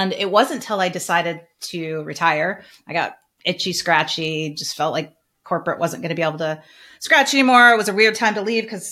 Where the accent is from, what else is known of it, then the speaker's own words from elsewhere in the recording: Northern Michigan, United States; I'm from Northern Michigan. My parents were teachers